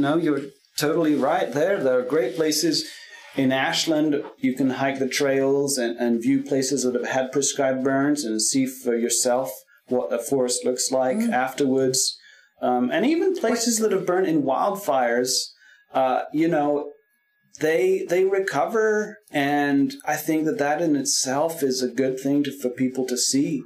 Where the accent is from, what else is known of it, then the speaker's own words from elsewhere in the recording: France; also born or lived in California / Willamette Valley, Oregon; now in Oregon, United States; I grew up in France